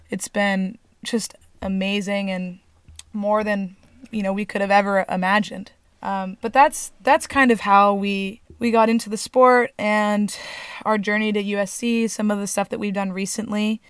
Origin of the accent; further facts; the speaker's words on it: Newport Beach, California, United States; We are from Newport Beach, California.